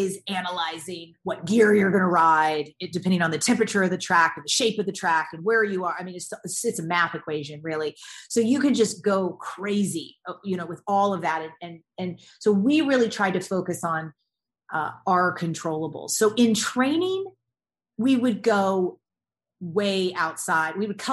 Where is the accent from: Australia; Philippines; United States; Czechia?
United States; the South; I grew up in the South, in the States